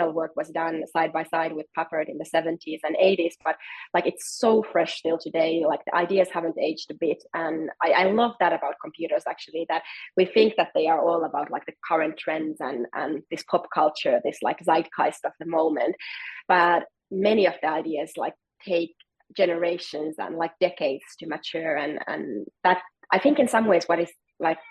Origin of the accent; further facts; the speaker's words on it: Helsinki, Uusimaa, Finland; I'm from Helsinki, Finland, and Nokia used to be like our biggest sort of national company